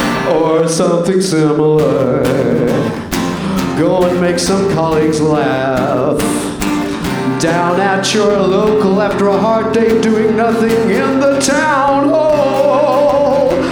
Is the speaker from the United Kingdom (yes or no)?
yes; Nottingham, East Midlands, United Kingdom; I'm from Nottingham.